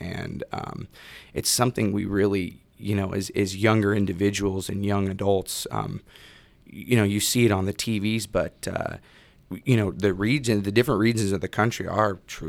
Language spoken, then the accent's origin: English; Salem, Oregon, United States; Born and raised in Salem, Oregon. Lived right behind actual Thrillville on the corner of Battle Creek Road.